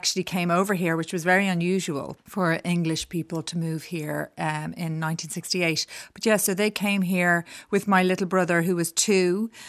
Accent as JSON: {"language": "English", "town": "Dublin", "region": "Leinster", "country": "Ireland", "tie": "born or raised there", "also_born_or_lived": "New York / Westmeath", "moved": "as an adult", "said": "I grew up in Dublin. I was born here and I grew up in the Chester Beatty Library in Shrewsbury Road. First, we were in Blackrock and then we moved to the Chester Beatty when I was about seven, I think."}